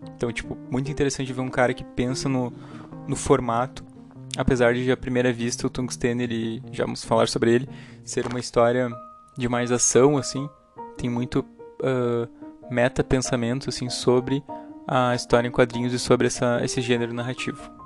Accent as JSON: {"language": "Portuguese", "region": "Rio Grande do Sul", "country": "Brazil", "said": "eu sou do Rio Grande do Sul"}